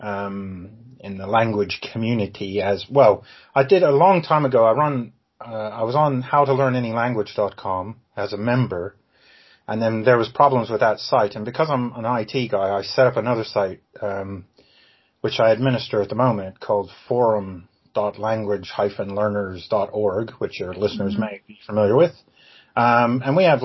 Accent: Ohio, United States; moved away as an adult; also born or lived in Georgia / Okinawa; now in England; I grew up in Ohio, actually, because I'm American, but I live in England.

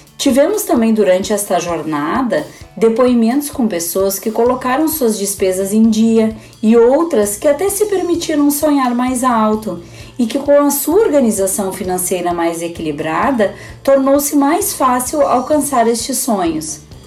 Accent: Cachoeira do Sul, Rio Grande do Sul, Brazil; moved away as an adult; now in Porto Alegre, Brazil; sou natural de Cachoeira do Sul, mas resido em Porto Alegre há 30 anos

